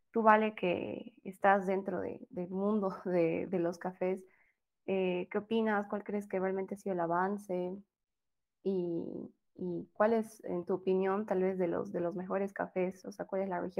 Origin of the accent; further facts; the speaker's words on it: Bolivia; si bien, como les digo, somos todos bolivianos, pero dentro de las costumbres y las regiones siempre hay una diferencia